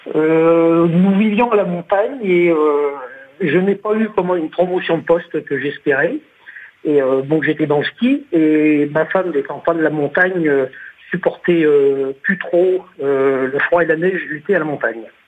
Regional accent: France; moved away as an adult; also born or lived in Naples, Florida, United States; lorsqu'on est français

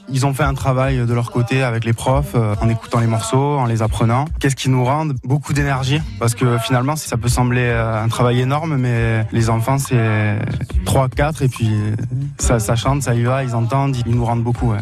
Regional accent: Moustiers-Sainte-Marie, Provence-Alpes-Côte d'Azur, France; C'est là où j'ai grandi, c'est là où j'ai mes attaches

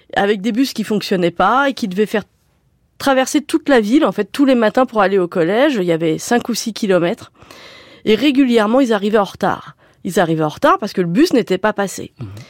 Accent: Sartrouville, Île-de-France, France; j'ai grandi à Sartrouville au moment des premières émeutes urbaines

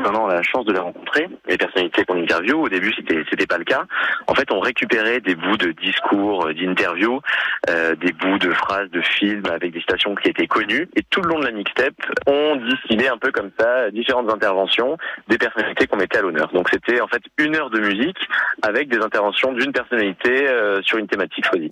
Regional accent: Nice, Provence-Alpes-Côte d'Azur, France; moved away; je viens de Nice, je suis né à Nice

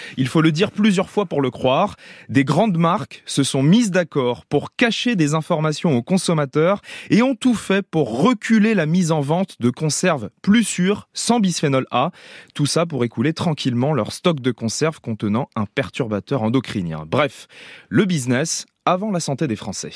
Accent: France; chez nous en France

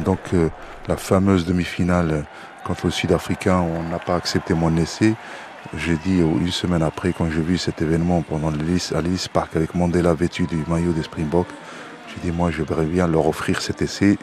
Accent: Morocco; je suis né au Maroc

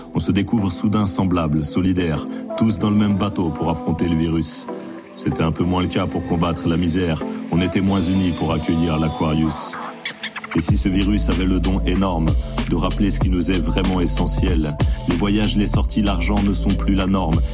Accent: Saint-Denis, Île-de-France, France; je suis originaire euh, de Saint-Denis.

